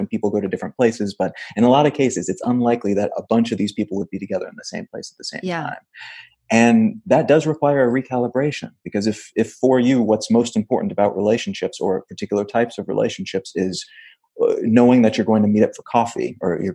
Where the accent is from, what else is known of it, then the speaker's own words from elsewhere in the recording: Missouri, United States; moved away as an adult; also born or lived in Los Angeles / Wichita, Kansas / Memphis, Tennessee; I grew up in Missouri